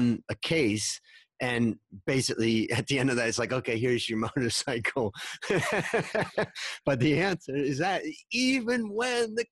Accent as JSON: {"language": "English", "town": "Hudson", "region": "Ohio", "country": "United States", "tie": "born or raised there", "said": "my hometown of Hudson, Ohio"}